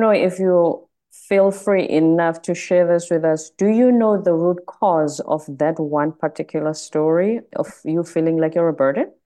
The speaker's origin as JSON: {"language": "English", "country": "South Africa", "moved": "yes", "lives_now": "United States", "said": "I'm South African in America."}